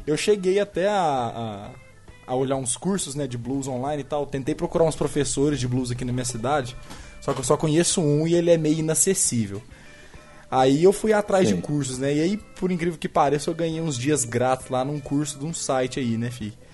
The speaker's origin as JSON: {"language": "Portuguese", "town": "Uberlândia", "region": "Minas Gerais", "country": "Brazil", "tie": "born or raised there", "said": "nascido e criado em Uberlândia"}